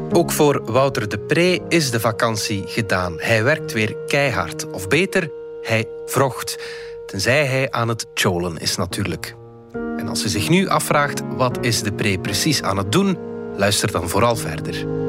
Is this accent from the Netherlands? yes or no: no; West Flanders, Belgium; accent: West Flemish; first language West Flemish; het West-Vlaams dat wij met de broers spraken was al flink verwaterd in vergelijking met het dialect van onze ouders